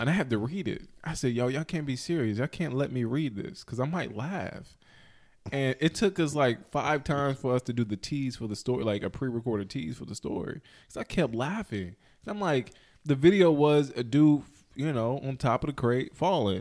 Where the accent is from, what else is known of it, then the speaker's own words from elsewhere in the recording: High Point, North Carolina, United States; I am from High Point, the High Point, Greensboro area